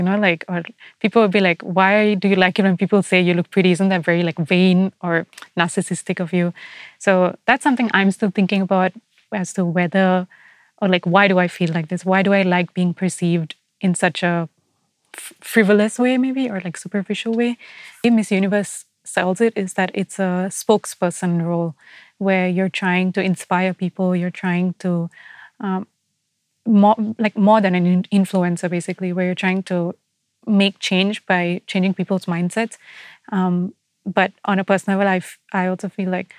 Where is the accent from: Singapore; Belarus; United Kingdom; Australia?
Singapore; I see myself as Singaporean